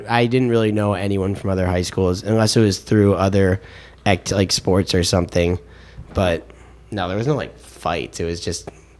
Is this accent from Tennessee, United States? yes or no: no; Brookfield, Illinois, United States; I'm from Brookfield.